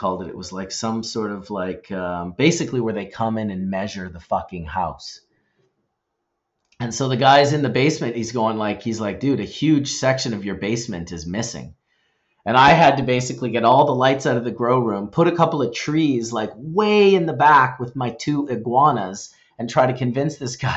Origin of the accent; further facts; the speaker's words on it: British Columbia, Canada; being from British Columbia, being from the West Coast